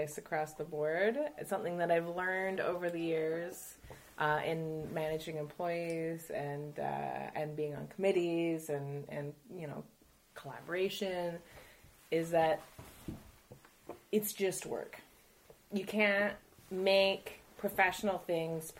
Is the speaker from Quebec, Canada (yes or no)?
no; Ontario, Canada; moved away as an adult; now in Montreal, Canada; I was born in Ontario. I am the child of Polish immigrants